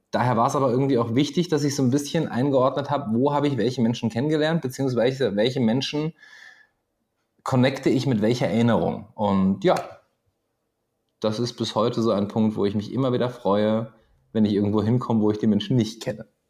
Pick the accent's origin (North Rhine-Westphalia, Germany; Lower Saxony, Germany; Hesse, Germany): Lower Saxony, Germany; Göttingen; moved away as an adult; also born or lived in Pegnitz, Bavaria / Papua New Guinea; now in Austria; Geboren nicht, aber ich habe da 20 Jahre verbracht